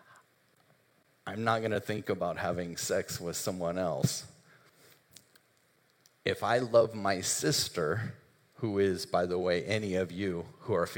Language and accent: English; United States; we're Americans